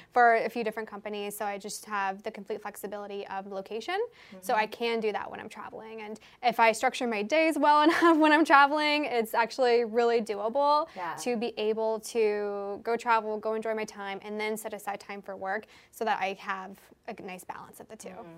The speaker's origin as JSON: {"language": "English", "town": "Seattle", "region": "Washington", "country": "United States", "said": "I moved from Seattle, which is where I'm from, across the country for the whole summer"}